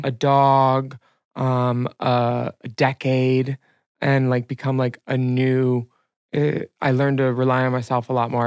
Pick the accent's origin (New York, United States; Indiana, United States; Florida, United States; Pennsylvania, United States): Pennsylvania, United States; Philadelphia; I'm a kid from Philly